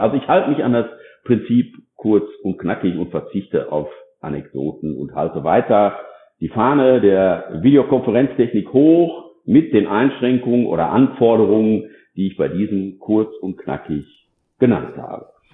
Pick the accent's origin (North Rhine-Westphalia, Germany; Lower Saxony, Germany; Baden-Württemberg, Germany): North Rhine-Westphalia, Germany; ich selbst bin ja äh, aus Nordrhein-Westfalen und da auch ansässig